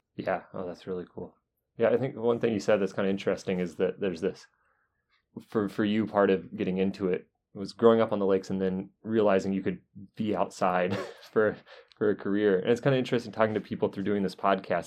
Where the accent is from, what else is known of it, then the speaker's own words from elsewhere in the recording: North Carolina, United States; now in Wisconsin, United States; I grew up in North Carolina